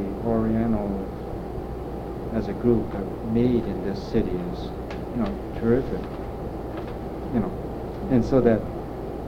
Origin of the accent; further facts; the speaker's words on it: United States; I'm an American